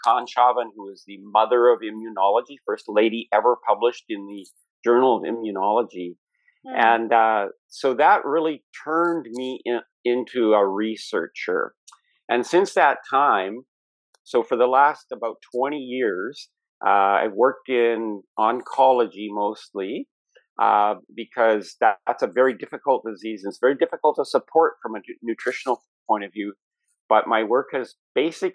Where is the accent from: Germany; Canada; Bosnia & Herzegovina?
Canada; being Canadian and being American